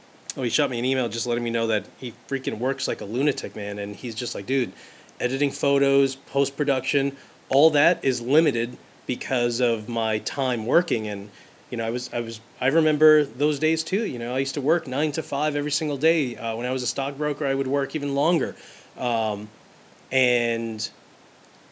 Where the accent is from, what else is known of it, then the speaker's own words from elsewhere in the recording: New York City, New York, United States; I'm from Brooklyn. I grew up in New York City